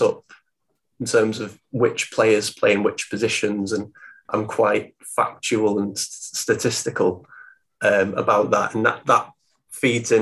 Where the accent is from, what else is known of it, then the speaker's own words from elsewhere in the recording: Stoke-on-Trent, West Midlands, United Kingdom; I'm from Stoke